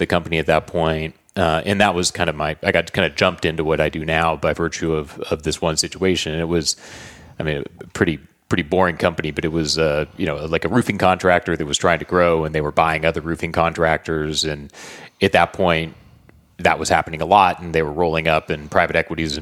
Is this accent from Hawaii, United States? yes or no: no; Southern California, United States; I grew up in Southern California